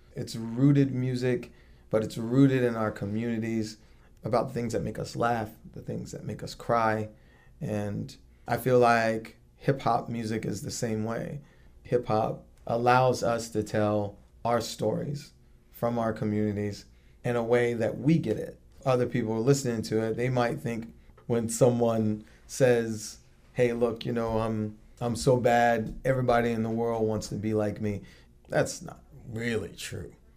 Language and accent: English; Virginia Beach, Virginia, United States; I'm from Virginia Beach